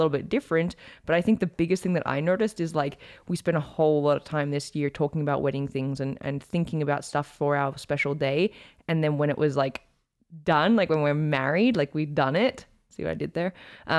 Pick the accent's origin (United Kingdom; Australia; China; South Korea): Australia; accent: blended; also born or lived in United States; now in Calgary, Canada; Okay, well, I'm from Australia, in case you couldn't tell. My accent is like, people tell me it's really blended now.